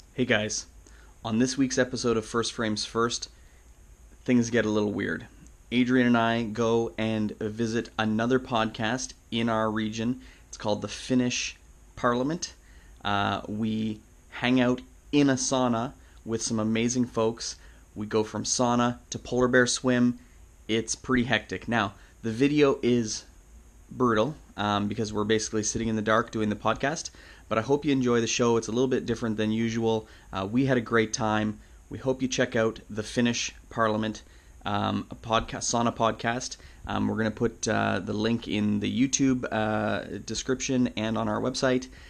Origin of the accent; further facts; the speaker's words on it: Canada; We're Canadian filmmakers